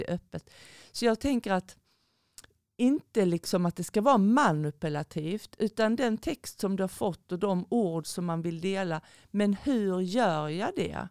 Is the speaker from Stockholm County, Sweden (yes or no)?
no; Skåne, Sweden; moved away; sen är jag en skåning i förskingringen